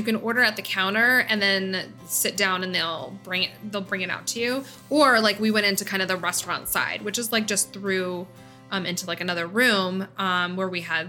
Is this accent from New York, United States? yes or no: no; Wall Township, New Jersey, United States; I normally would say, well, I live by the Jersey Shore or central New Jersey. But specifically, I grew up in Wall Township, and Farmingdale is right next to Wall.